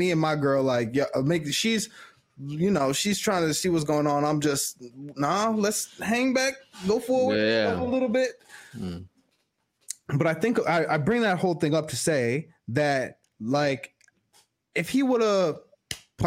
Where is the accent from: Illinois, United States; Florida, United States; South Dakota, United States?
Illinois, United States; Chicago; I'm from Chicago.